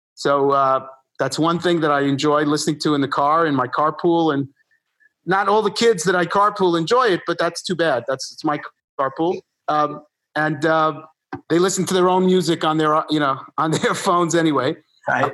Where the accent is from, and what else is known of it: New York City, New York, United States; born or raised there; also born or lived in Buenos Aires, Argentina